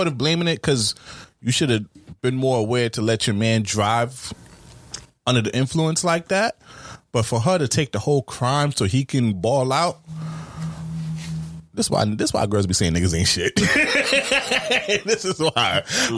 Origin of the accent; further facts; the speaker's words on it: New York, United States; I'm from New York